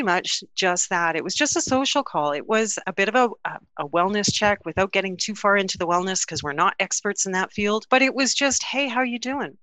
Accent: Canada; we're from Canada

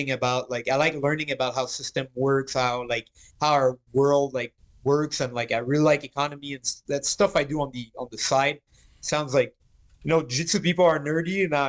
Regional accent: Canada; as a Canadian, you play hockey

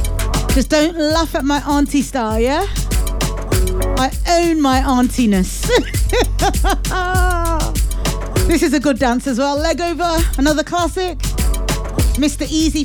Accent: Ghana; I'm Ghanaian, it's in my bones.

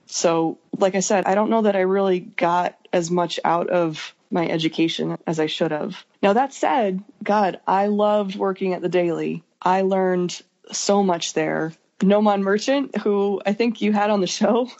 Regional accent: Idaho Falls, Idaho, United States; also born or lived in Salt Lake City, Utah; I was born in Salt Lake City, Utah but my family moved about three and a half hours north of there when I was like kindergarten age to a small ish city called Idaho Falls, Idaho.

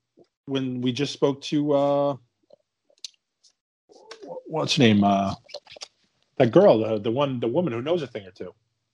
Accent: Canada; Being Canadian, it's, you know, I give it a lot of leeway anyway.

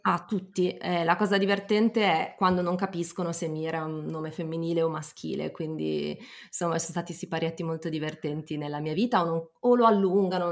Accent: Milan, Lombardy, Italy; milanese doc, ho entrambi i genitori di Milano

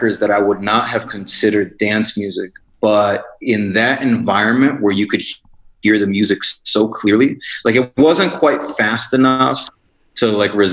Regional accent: Chicago, Illinois, United States; I grew up in Chicago

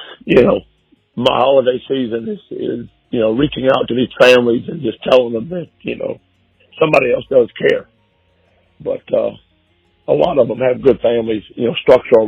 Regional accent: Decatur, Georgia, United States; I am from Decatur, Georgia

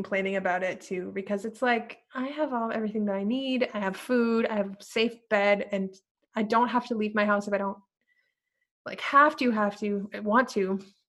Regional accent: Mexico; moved away; Because I came from Mexico, okay? I came from Mexico, and in Mexico, every time you enter and exit a room, you're hugging and kissing people

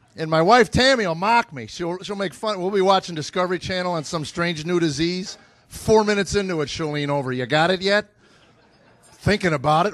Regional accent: United States; I grew up in America

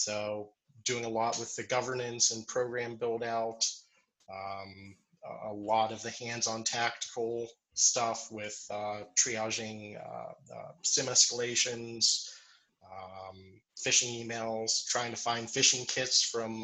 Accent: Meadville, Pennsylvania, United States; also born or lived in Pittsburgh, Pennsylvania; I'm originally from Meadville, Pennsylvania, so about an hour north of here.

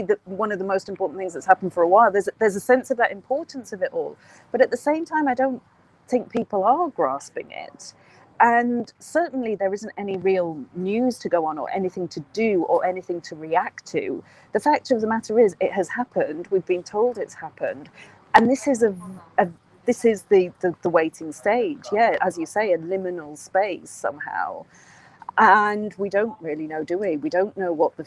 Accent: United Kingdom; as a Brit

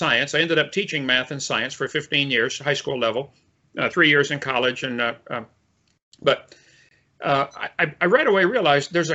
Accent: Illinois, United States; I was raised in Illinois in a family of engineers and teachers

